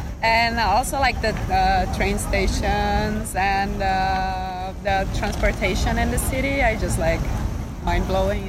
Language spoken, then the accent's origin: English; Brazil